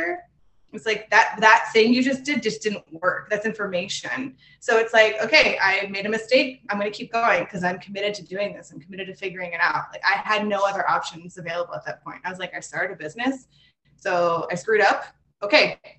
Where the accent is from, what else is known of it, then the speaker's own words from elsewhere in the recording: Pittsburgh, Pennsylvania, United States; moved away as an adult; now in Los Angeles, United States; I'm from Pittsburgh, Pennsylvania, originally.